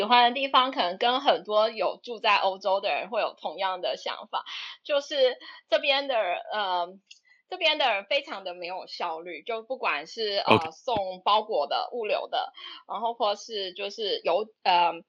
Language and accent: Chinese; Taipei, Taiwan; now in Melbourne, Australia; 最主要是受它的整个城市的氛围吸引，就是因为我是台北人，就是从小到大都在都在台北长大。那台北是就步调很快嘛，就大城市，然后步调很快